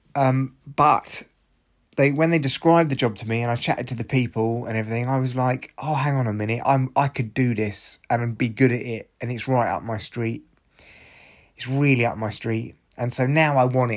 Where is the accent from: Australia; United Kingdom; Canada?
United Kingdom; we are British